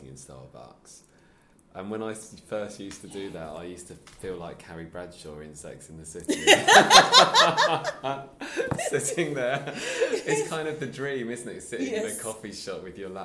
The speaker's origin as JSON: {"language": "English", "area": "Sussex", "region": "South East England", "country": "United Kingdom", "also_born_or_lived": "London", "moved": "yes", "lives_now": "Wolverhampton, United Kingdom", "said": "I used to live in London, so I'm originally from Sussex"}